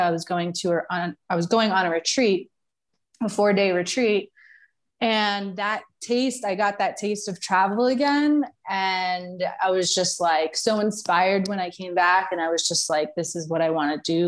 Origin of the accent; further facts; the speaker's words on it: New York, United States; moved away as an adult; also born or lived in Florida; now in Mexico; I am from originally from New York, um, but I moved from New York when I was about 26 years old to Florida, spent 10 years there